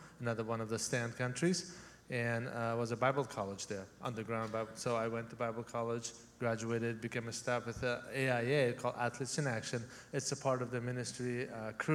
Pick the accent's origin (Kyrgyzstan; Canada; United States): Kyrgyzstan; English is a second language; moved away; I'm from Central Asia. I was born in the country of Kyrgyzstan, but I'm Uzbek.